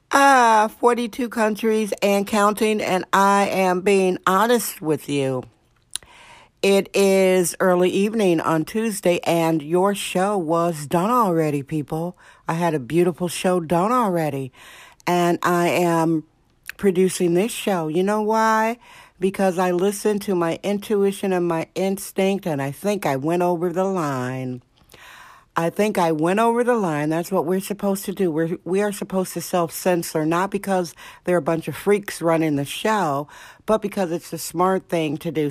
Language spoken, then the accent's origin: English; Indiana, United States; now in California, United States; Indiana, my home state